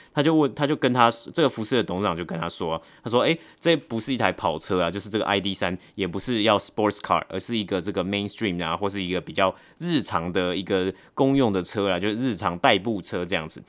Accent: Taipei, Taiwan; 但我是台北人啊

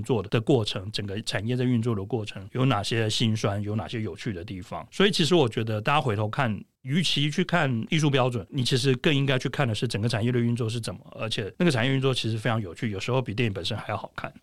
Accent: Tainan, Taiwan; 我在台南长大

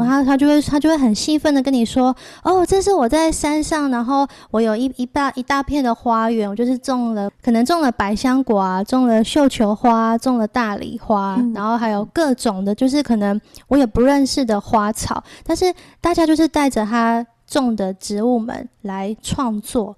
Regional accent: Changhua County, Taiwan; 我是彰化人

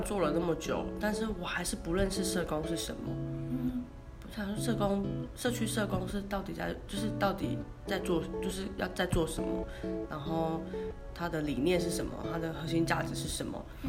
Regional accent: northern Taiwan, Taiwan; 以前我在都市成长的求学的历程中

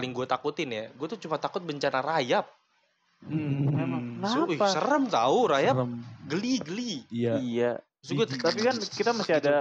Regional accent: Special Region of Yogyakarta, Indonesia; kan kampung gue di Jogja dan hmm. kampung gue tuh di kaki gunung merapi

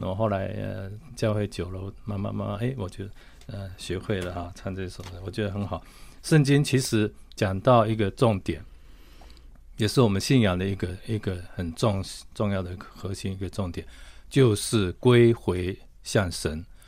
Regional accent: Tainan, Taiwan; now in Taipei, Taiwan; 南部，我是在台南市长大的

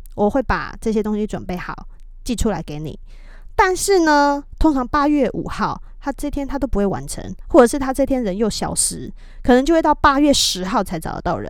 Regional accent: Taiwan; moved away as an adult; also born or lived in United States; 我是一位来自台湾的太太，讲中文

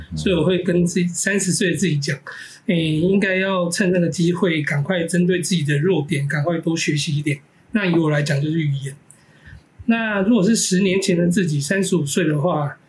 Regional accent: Taiwan; 我现在我现在没有住在老家。我老家还在那个中正纪念堂旁边。

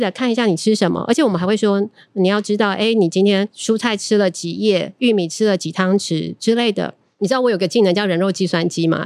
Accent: Tainan, Taiwan; 我们台南人

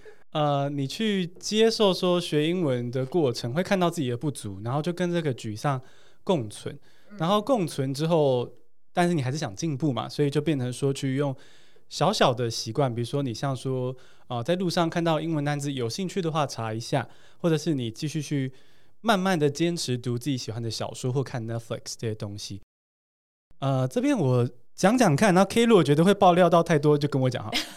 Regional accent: Taiwan; 然后还有就是我们台湾人写很冗长的句子，容易反而是呈现一个文法好像对

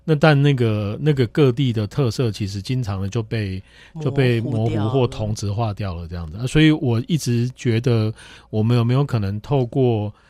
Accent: Kaohsiung, Taiwan; 那个巧合，因为我是高雄人，那个纯粹巧合。

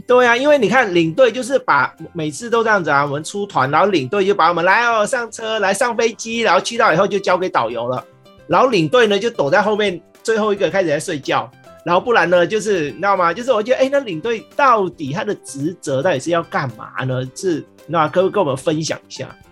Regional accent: Vietnam; moved away; 我是越南，越南出生的嘛

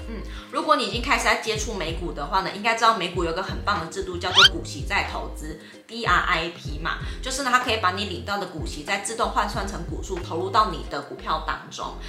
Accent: Taiwan; 我们是台湾人

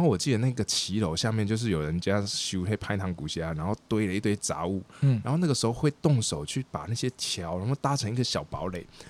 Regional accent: Taichung, Taiwan; moved away as an adult; also born or lived in Amsterdam, Netherlands / Shanghai, China; 我是在台中的台中出生长大。

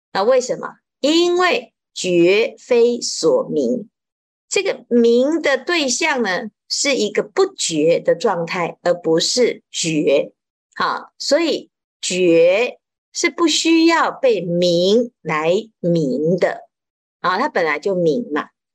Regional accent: Taiwan; 我们台湾话叫做“压给”

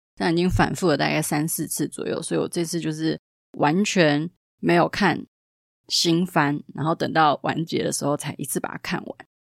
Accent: Taiwan; 我们台湾人

